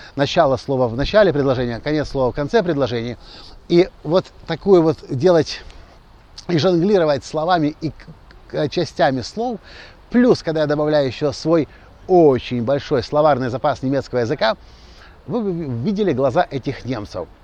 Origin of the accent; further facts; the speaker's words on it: Ukraine; мы приехали из Украины